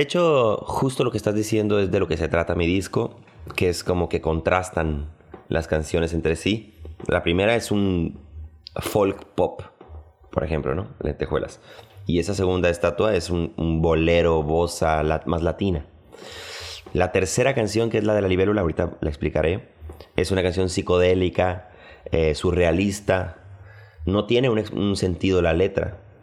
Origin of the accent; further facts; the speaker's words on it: Culiacán, Sinaloa, Mexico; now in Mexico City, Mexico; Soy de Culiacán, Sinaloa, pero radico en el DF desde hace casi 15 años